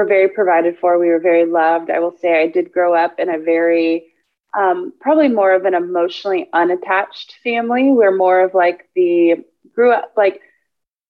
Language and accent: English; Houston, Texas, United States; also born or lived in Austin, Texas; I was born and raised in Houston, Texas. Been here my whole life